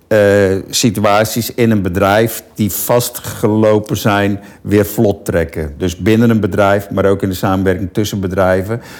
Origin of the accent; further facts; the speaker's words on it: Land van Heusden en Altena, North Brabant, Netherlands; moved away as an adult; now in Rotterdam, Netherlands; Ik ben een boerenzoon. Dus, eh, Oh ja, van welke, welke regio? Noord-Brabant. Ik kom van Noord-Brabant, land van Neus en Altena.